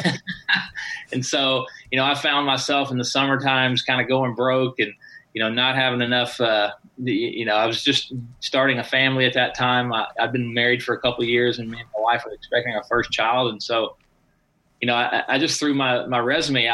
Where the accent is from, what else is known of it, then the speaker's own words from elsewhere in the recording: Tennessee, United States; moved away as an adult; also born or lived in Southern California / Palm Springs; now in Las Vegas, United States; I moved from Tennessee, where I grew up, out to Southern California.